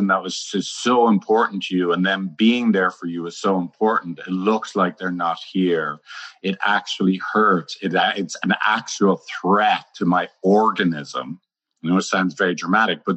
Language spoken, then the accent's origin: English; Ireland; I'm Irish